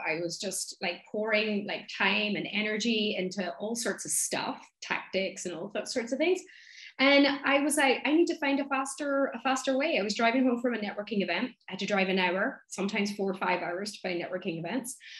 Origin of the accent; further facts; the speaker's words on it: Donegal, Ulster, Ireland; accent: thick accent; I'm from Donegal, which is in the northwest of Ireland.